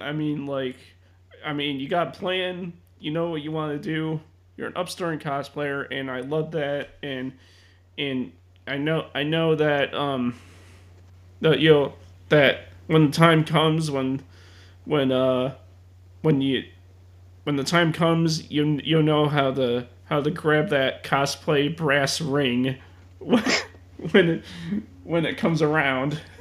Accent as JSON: {"language": "English", "town": "Chicago", "region": "Illinois", "country": "United States", "said": "being a Chicagoan myself"}